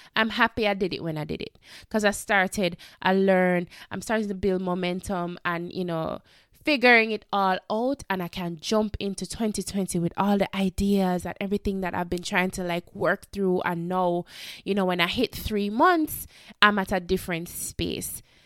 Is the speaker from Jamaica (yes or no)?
yes; Jamaica; we are from the Caribbean, we are from Jamaica